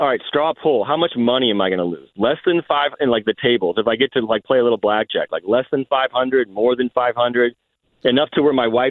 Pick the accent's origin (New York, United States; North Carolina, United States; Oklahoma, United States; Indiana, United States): Indiana, United States; Indianapolis; growing up in Indianapolis